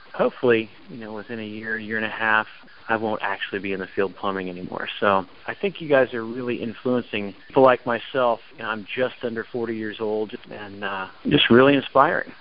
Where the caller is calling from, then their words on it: Raleigh, North Carolina, United States; I'm calling from Raleigh, North Carolina